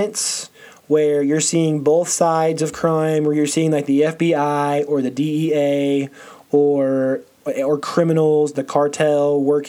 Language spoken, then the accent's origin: English; Missouri, United States; I'm from Missouri. I grew up going to Lake of the Ozarks.